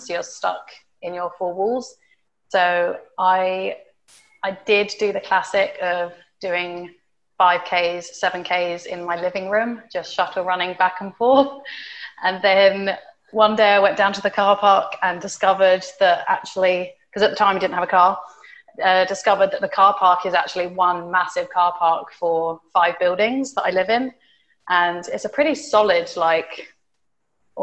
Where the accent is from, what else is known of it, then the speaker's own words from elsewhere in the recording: United Kingdom; moved away as an adult; also born or lived in United States; now in Dubai, United Arab Emirates; I am from the UK and have lived in Dubai for almost a year now